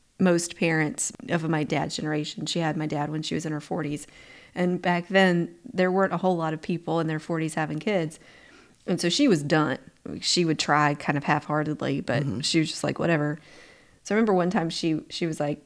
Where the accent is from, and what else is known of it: Georgia, United States; born or raised there